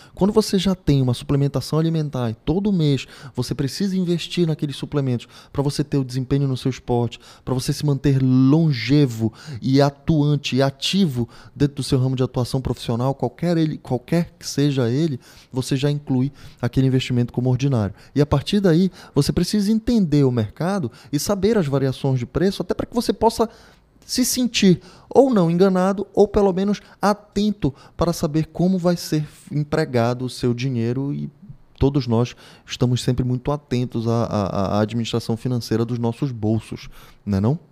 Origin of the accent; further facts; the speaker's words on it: Pará, Brazil; Vivemos no Brasil, estamos em território nacional, somos paraenses